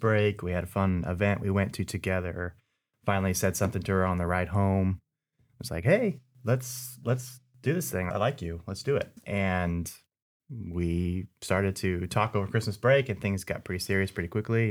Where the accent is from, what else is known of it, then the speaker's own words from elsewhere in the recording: Southern California, United States; moved away as an adult; also born or lived in East Tennessee; I'm originally from Southern California